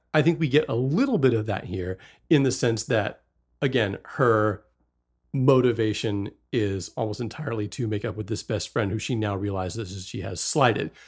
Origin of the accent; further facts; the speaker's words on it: West Virginia, United States; also born or lived in Fort Worth, Texas; I was born in Texas and grew up in West Virginia.